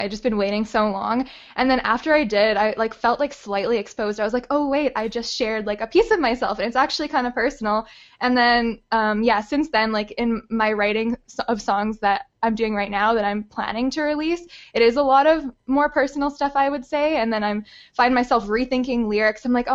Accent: Winnipeg, Manitoba, Canada; moved away as an adult; also born or lived in Nelson, BC; I grew up in Winnipeg

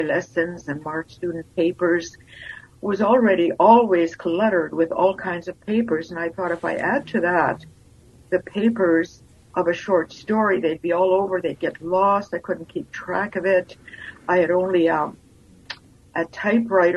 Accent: the Interlake, Manitoba, Canada; also born or lived in Lithuania; now in Winnipeg, Canada; I grew up in the Interlake, actually, that's where I started school.

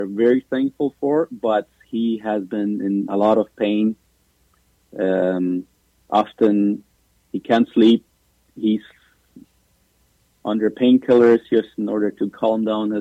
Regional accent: Paraguay; moved away as an adult; now in Canada; We're both from Paraguay.

